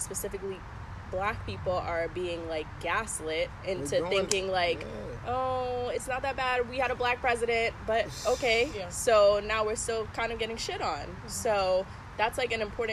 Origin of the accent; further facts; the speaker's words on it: Bloomfield, United States; growing up in Bloomfield, like, how I speak, how I act